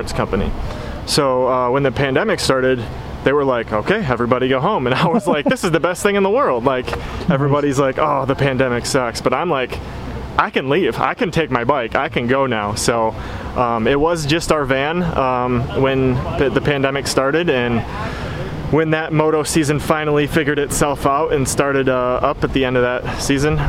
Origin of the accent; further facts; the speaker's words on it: Michigan, United States; I'm from Michigan